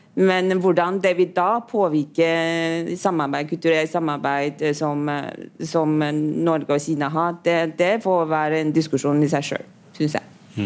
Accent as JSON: {"language": "Norwegian", "country": "Taiwan", "moved": "yes", "lives_now": "Norway", "said": "jeg kommer jo fra Taiwan"}